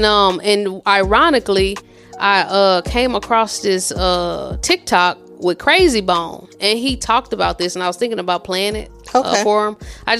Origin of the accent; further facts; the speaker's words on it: Midwest, United States; when I was a kid growing up in the Midwest